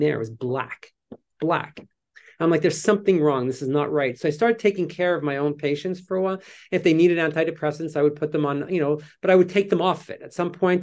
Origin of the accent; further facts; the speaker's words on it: Canada; moved away as an adult; I'm Canadian